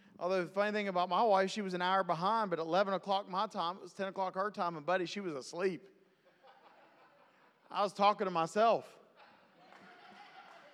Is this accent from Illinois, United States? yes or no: no; West Virginia, United States; I'm from West Virginia